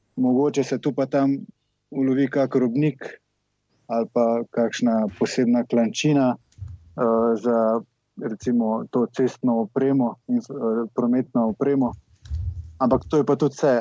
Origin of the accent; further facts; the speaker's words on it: Velenje, Savinja, Slovenia; iz Velenja. Uh, osnovno šolo in gimnazijo sem v bistvu obiskoval kar tukaj v Velenju